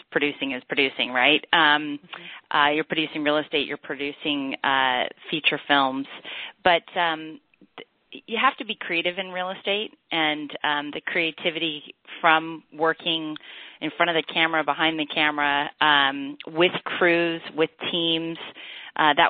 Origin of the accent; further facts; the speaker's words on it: Pasadena, California, United States; my hometown, Pasadena